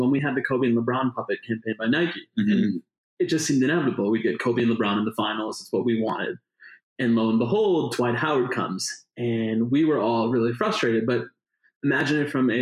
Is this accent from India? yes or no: yes; India; As an Indian